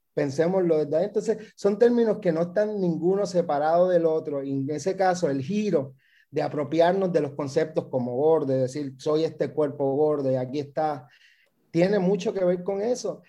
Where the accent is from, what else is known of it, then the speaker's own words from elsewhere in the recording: Puerto Rico; moved away; also born or lived in Mexico; soy un migrante que vuelve, acabo de volver a Puerto Rico hace unos meses